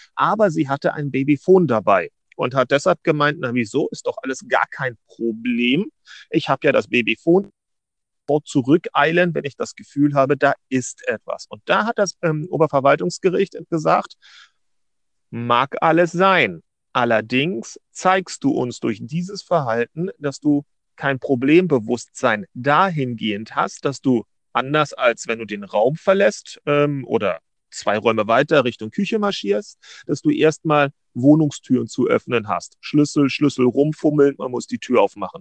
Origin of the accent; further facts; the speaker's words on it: Berlin, Germany; ich bin Berliner